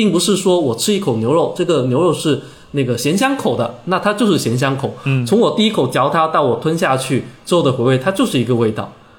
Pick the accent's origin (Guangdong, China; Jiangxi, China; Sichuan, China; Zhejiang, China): Guangdong, China; 很多的像我这一代的潮汕人，因为受到了呃粤语文化的一个影响。所以大部分既能够说潮汕话，也能够很熟练的掌握粤语，